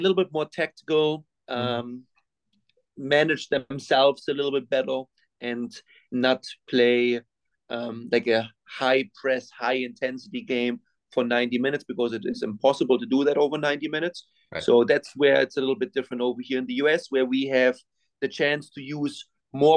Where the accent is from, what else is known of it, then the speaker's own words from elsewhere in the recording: Winterstein, Germany; moved away as an adult; now in United States; I'm from Germany. I grew up in Germany. I went to school in Germany. I came to the United States when I was 26